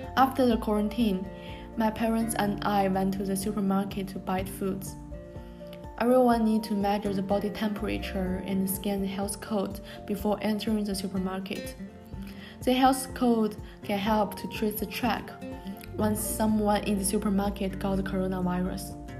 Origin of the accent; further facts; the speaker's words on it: Tianjin, China; English is a second language; moved away as an adult; also born or lived in Japan; my hometown Tianjin